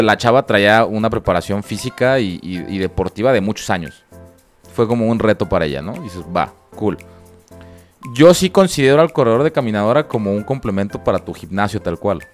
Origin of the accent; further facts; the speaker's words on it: Toluca, State of Mexico, Mexico; now in Guadalajara, Mexico; yo no soy de aquí Guadalajara, soy de Toluca